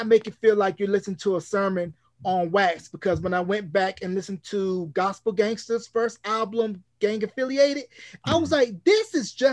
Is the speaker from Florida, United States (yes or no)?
no; North Carolina, United States; me being from North Carolina, I'm happy to see my home state finally getting some love